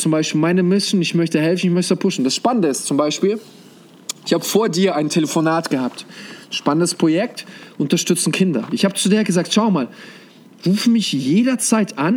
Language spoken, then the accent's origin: German; Germany; also born or lived in Kazakhstan; ich bin gebürtig sogar aus Kasachstan. Und äh, wie wir damals gelebt haben, also bis zum sechsten Lebensjahr waren wir dort, dann sind wir nach Deutschland äh, umgezogen.